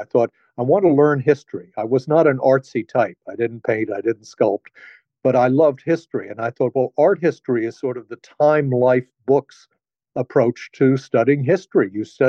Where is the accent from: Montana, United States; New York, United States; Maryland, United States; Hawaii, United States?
New York, United States; New York City; also born or lived in Washington, D.C.; So I was born in Washington. But the first home I remember was our apartment in New York City.